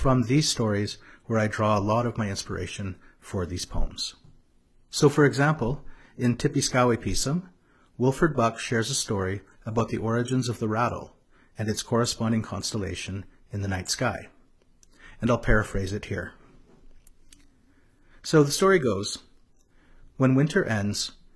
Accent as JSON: {"language": "English", "town": "Regina", "region": "Saskatchewan", "country": "Canada", "said": "I'm originally from Regina"}